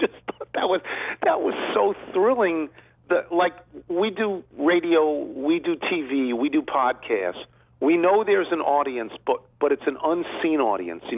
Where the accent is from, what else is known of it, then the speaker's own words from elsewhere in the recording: Long Island, New York, United States; moved away; I grew up in New York, Long Island